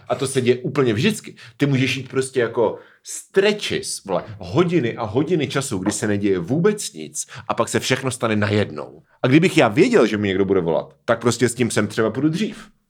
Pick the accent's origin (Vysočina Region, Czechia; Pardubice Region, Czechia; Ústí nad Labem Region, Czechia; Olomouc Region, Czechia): Pardubice Region, Czechia; Hradec nad Svitavou; now in Brno, Czech Republic; když jsem ve Svitovech, tak říkám, že jsem z Hradce nad Svitavou